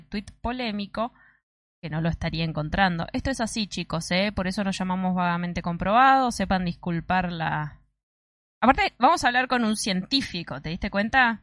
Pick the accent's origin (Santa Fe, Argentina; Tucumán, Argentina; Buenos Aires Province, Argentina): Buenos Aires Province, Argentina; Mar del Plata; digo cosas que solamente se dicen acá en Mar del Plata